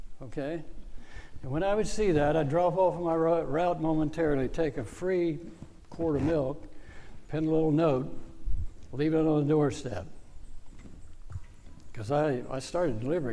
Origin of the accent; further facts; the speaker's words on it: Northern Virginia, United States; I grew up in Northern Virginia.